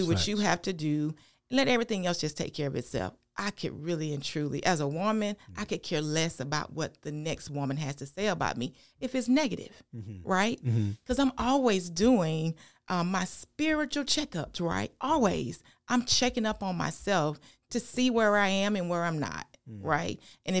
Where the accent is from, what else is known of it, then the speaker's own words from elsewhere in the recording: Thompson, Georgia, United States; We were born and raised in Thompson.